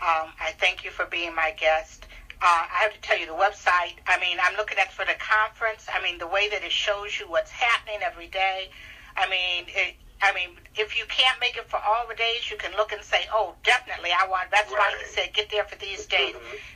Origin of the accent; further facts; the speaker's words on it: Detroit, Michigan, United States; I'm from Detroit